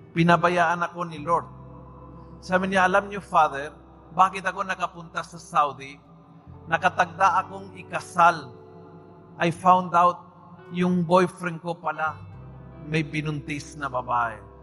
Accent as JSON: {"language": "Tagalog", "country": "Argentina", "tie": "born or raised there", "second_language": "Tagalog", "moved": "as an adult", "lives_now": "Philippines", "said": "Nung ako'y bata pa, bata, binatilyo, sa aming bansa, taga-Argentina po ako, taga-probinsya po ako, sa aming bansa"}